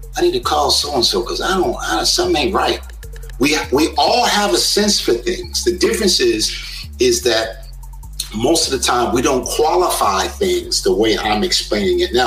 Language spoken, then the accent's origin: English; South Carolina, United States; also born or lived in New York; we moved from New York in the early 70s. Down to South Carolina in a rural town with 800 people in the whole town.